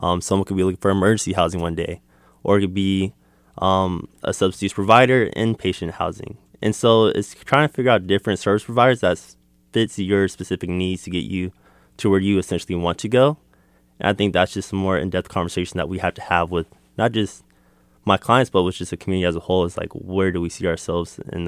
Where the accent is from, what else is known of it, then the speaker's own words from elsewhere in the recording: Hayward, California, United States; Yeah, I am a Bay Area resident. I'm from Hayward, California, which is also nice.